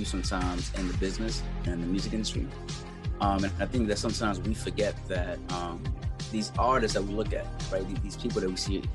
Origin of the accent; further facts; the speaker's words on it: New York City, New York, United States; growing up in the Bronx